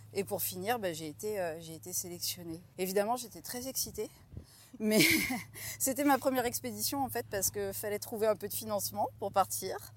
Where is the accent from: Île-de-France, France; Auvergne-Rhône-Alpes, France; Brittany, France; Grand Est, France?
Grand Est, France; Troyes; j'ai grandi à Troyes en Champagne